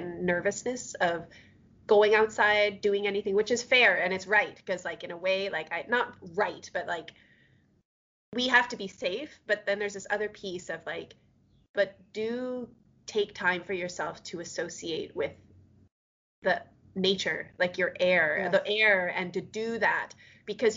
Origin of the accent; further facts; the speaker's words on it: Canada; also born or lived in Alberta; as a Canadian or as like I'm living in Alberta